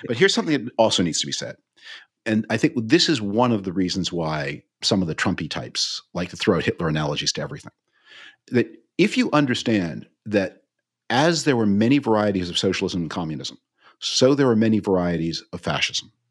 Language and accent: English; Canada; moved away; as a Canadian